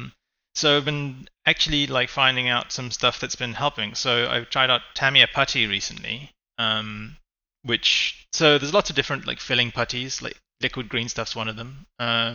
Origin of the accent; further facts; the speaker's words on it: Cape Town, Western Cape, South Africa; I'm a hobbyist from South Africa and Cape Town.